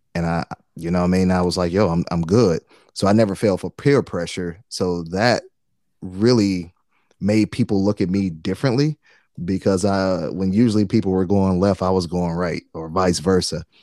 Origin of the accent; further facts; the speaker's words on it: Detroit, Michigan, United States; I'm from Detroit, man, and Detroit at the time, still pretty high, but I think at the time it was like ninety-something percent black, right? Like, so that's all I grew up